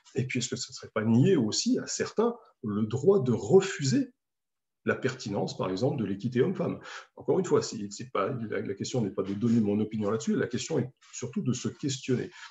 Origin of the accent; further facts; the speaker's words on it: France; en tant qu'Européen, en tant que Français